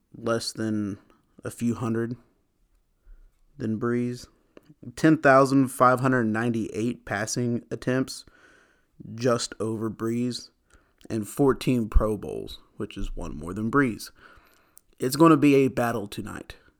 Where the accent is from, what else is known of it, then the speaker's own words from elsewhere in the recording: United States; I'm an American